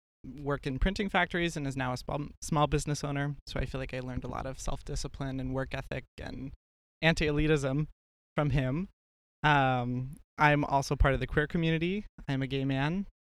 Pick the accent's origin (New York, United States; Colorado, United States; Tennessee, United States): Tennessee, United States; East; moved away as an adult; also born or lived in Boston; now in Seattle, United States; I am originally from East Tennessee, but I'm coming from medical training in Boston.